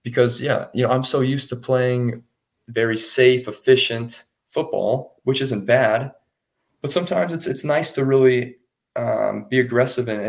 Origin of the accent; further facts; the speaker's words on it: United States; moved away; myself and Reese, the American imports on offense